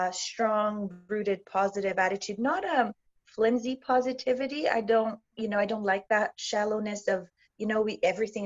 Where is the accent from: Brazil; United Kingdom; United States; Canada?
Brazil; moved away; I'm from Brazil originally